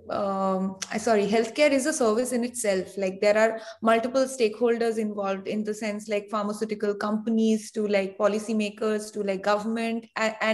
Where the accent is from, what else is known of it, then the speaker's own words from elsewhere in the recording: India; moved away; I'm from India